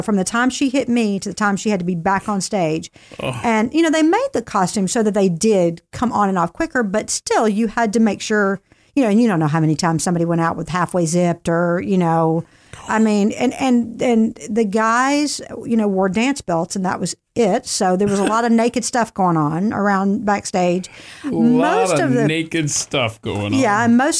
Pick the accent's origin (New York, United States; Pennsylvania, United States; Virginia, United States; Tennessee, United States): Tennessee, United States; Nashville; And so, you know, I knew music growing up in Nashville, and the Christian music industry is actually headquartered in Nashville.